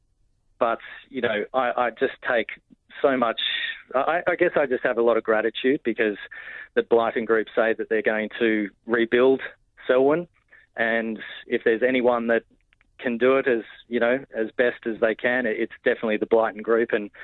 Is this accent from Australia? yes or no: yes; Batlow, New South Wales, Australia; moved away; my hometown of Batlow